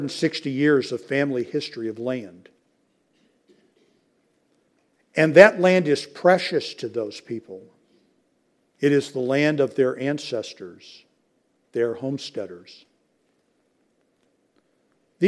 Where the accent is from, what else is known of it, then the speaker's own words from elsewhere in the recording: United States; I'm an American